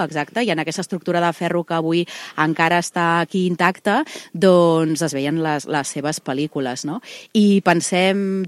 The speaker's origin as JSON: {"language": "Catalan", "town": "Reus", "region": "Catalonia", "country": "Spain", "said": "jo sóc una reusenca molt enamorada de Tarragona"}